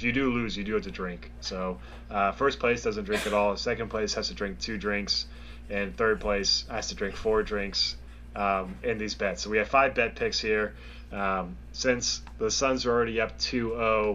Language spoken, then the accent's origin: English; Bethesda, Maryland, United States; I'm from Bethesda, which is also a super wealthy, snobby area